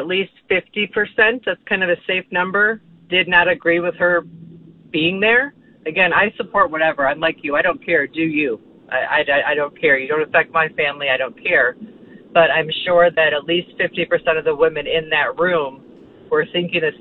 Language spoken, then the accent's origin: English; Chicago, Illinois, United States; moved away; I was originally from Chicago